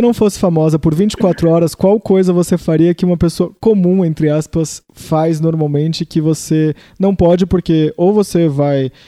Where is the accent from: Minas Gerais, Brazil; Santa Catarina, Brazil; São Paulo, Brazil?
São Paulo, Brazil; Santos; eu sou de Santos